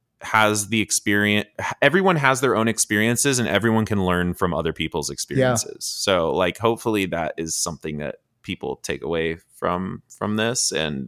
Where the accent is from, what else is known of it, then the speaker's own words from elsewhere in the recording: the South, United States; I'm a Southerner. I love a lot of things about the South and my home